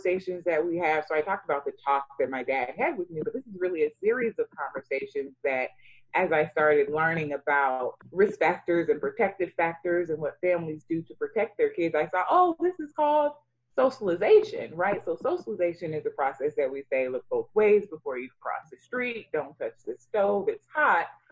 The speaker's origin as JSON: {"language": "English", "country": "United States", "tie": "born or raised there", "also_born_or_lived": "Sierra Leone", "said": "what it meant to be an African child growing up in America"}